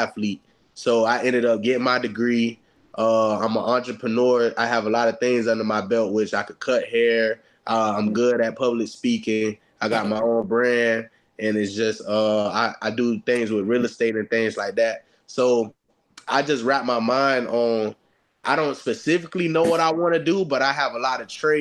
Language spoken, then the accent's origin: English; Florida, United States; moved away; I'm from Florida